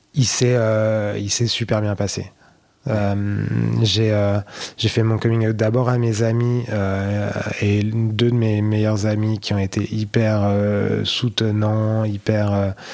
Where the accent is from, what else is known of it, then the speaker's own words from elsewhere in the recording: Blois, Centre-Val de Loire, France; accent: accent de Blois; moved away as an adult; now in Paris, France; j'ai grandi à Blois